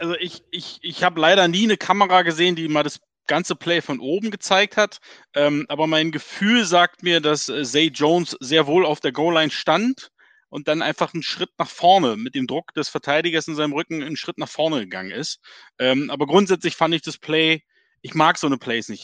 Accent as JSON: {"language": "German", "region": "Berlin", "country": "Germany", "accent": "Berliner Schnauze", "said": "du und ich alle Berliner Schnauzen"}